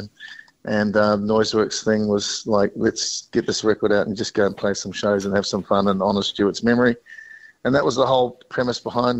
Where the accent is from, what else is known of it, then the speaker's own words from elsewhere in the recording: New Zealand; now in Australia; I've been living in Australia for 42 years, so you know New Zealand's still it's my home. I'm a New Zealander